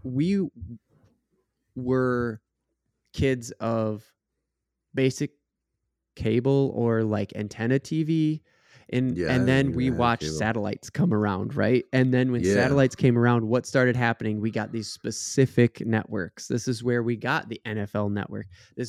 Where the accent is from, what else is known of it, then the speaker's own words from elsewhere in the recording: Minnesota, United States; Speaking for Minnesota teams, because that's you know what we do. We're from Minnesota.